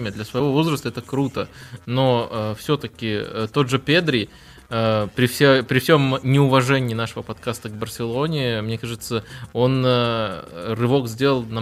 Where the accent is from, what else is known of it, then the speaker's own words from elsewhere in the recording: Belarus; как белорус